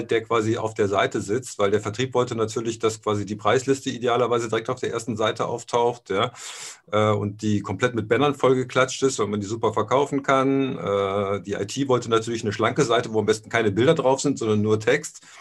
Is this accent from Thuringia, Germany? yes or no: no; Aachen, North Rhine-Westphalia, Germany; Äh, ich bin in Aachen aufgewachsen. Also mein, mein Vater war bei der Bundeswehr. Also bis zu meinem 13. Lebensjahr sind wir zwölfmal umgezogen. Und äh, so die letzte Station war dann Aachen.